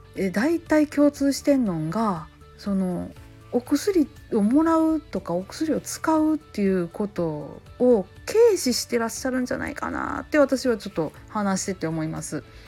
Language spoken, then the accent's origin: Japanese; Kansai, Japan; accent: Kansai-ben